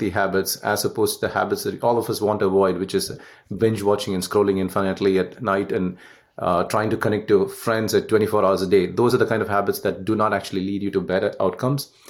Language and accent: English; Canada; I'm Canadian right now the Canada, US, UK, and India.